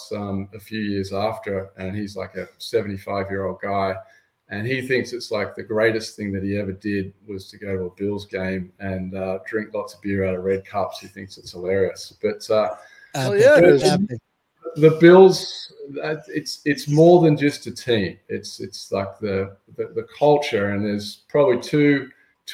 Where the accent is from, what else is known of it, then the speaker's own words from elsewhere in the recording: Australia; as an Australian